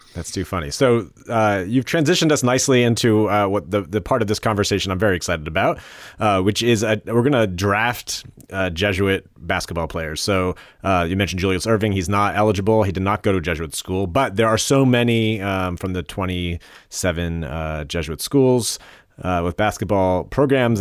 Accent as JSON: {"language": "English", "region": "New Jersey", "country": "United States", "said": "I was from New Jersey"}